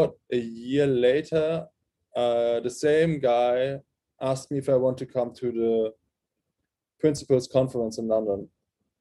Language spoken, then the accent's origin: English; near Frankfurt, Hesse, Germany; first language German; English is a second language; he lived in Frankfurt at this time, and that was kind of close to my hometown